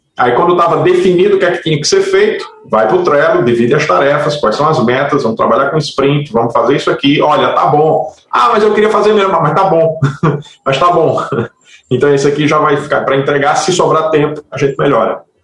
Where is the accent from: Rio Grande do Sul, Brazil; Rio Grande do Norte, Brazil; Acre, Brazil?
Rio Grande do Norte, Brazil; Natal; A, a Massive Work Studio funciona em Natal, eu sou de Natal